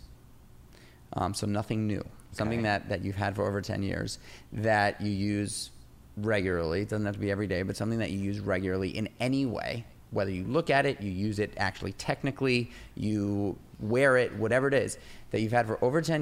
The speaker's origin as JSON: {"language": "English", "town": "New York City", "region": "New York", "country": "United States", "tie": "born or raised there", "said": "I grew up in New York City in the 90s"}